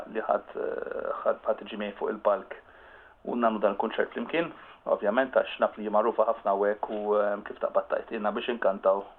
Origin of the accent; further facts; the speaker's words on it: Malta; aħna Maltin